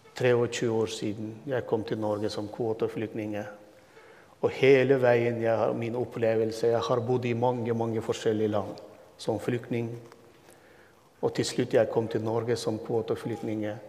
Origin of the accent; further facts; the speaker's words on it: Turkmenistan; first language Turkmen; Norwegian is a second language; moved away as an adult; also born or lived in Turkey / Istanbul; now in Halden, Norway; Jeg ble født og vokste opp og bodde 22 år i mitt hjemland, hjemmeby, som er 20 minutter fra Usbekistan